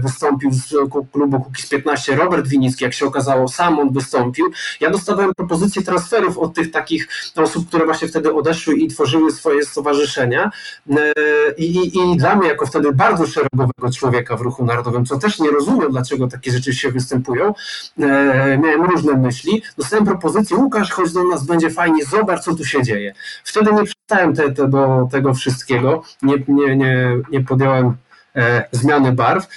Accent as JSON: {"language": "Polish", "town": "Iława", "region": "Warmian-Masurian Voivodeship", "country": "Poland", "said": "pochodzę z małego miasta, jakim jest Iława"}